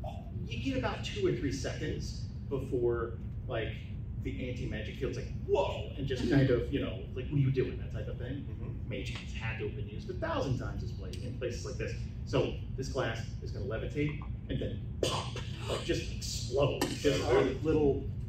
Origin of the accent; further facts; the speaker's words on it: New Jersey, United States; born there; I was born in Jersey, this is big for me.